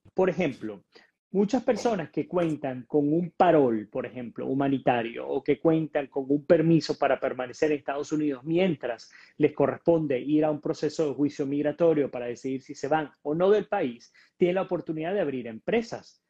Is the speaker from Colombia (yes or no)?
no; Venezuela